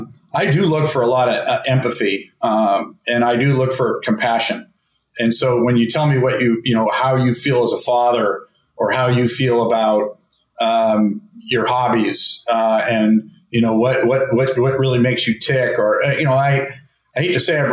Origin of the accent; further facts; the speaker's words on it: Berkeley, California, United States; I grew up in Berkeley with handicapped people, with a dominant mother who worked